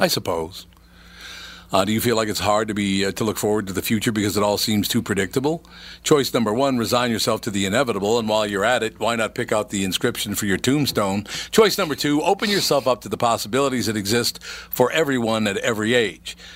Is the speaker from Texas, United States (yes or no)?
no; Minnesota, United States; moved away as an adult; I was born in Minnesota, raised in Minnesota, came back to Minnesota after I had left to do some business elsewhere.